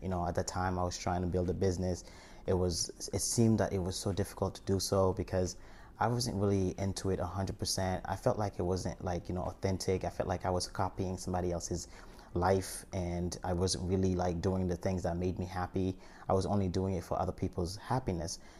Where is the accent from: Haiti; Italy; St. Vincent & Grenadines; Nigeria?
Haiti; moved away; I'm from Haiti and I survived an earthquake or came here and I was adopted